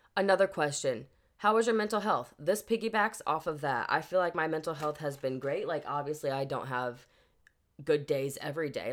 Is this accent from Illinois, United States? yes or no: yes; Wood River, Illinois, United States; moved away; Wood River, which is my hometown